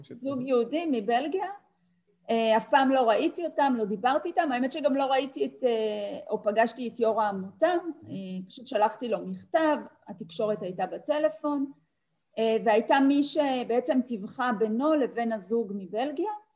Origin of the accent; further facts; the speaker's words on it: Tel Aviv, Tel Aviv District, Israel; אני באתי מבית וחוויתי מחסור, בית שלא היה בו הרבה, שכונה בדרום תל אביב